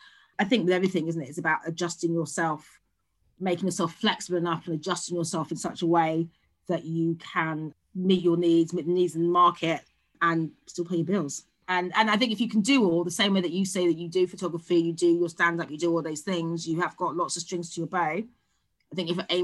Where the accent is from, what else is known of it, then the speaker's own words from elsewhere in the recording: London, United Kingdom; born and bred in London, born and bred in South London, now live in Northeast London